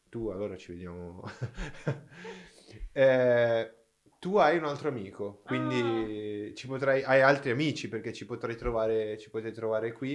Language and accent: Italian; Brazil; Italian is a second language; moved away; sono brasiliano